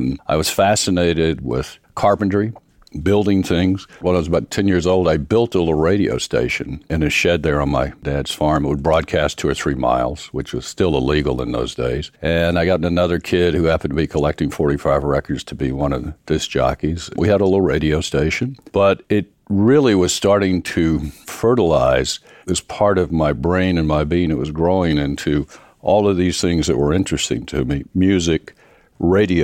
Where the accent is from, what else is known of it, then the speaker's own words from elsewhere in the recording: near Mount Airy, North Carolina, United States; I grew up in a rural part of North Carolina. Oddly enough, it was a little town near Mount Airy, North Carolina